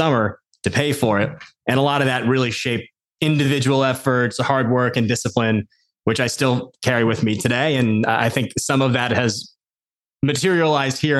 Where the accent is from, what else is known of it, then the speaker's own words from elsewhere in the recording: Westfield, New Jersey, United States; I grew up outside of New York City in a suburb of New Jersey. For anyone that might be familiar, Westfield